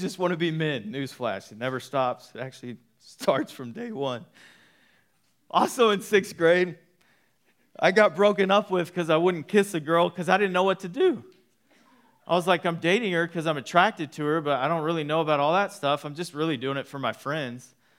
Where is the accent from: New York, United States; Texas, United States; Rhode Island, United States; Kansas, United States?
Texas, United States; Waco; I grew up in Waco for years of my life.